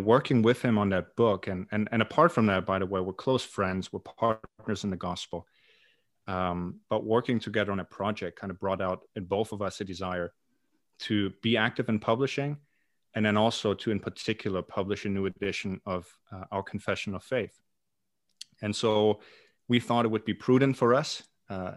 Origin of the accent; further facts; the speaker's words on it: East Germany, Germany; moved away as an adult; now in Glasgow, United Kingdom; I am originally from Germany